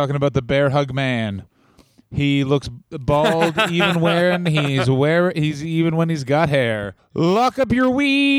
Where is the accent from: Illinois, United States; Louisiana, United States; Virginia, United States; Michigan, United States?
Illinois, United States; Chicago; I'm from Chicago.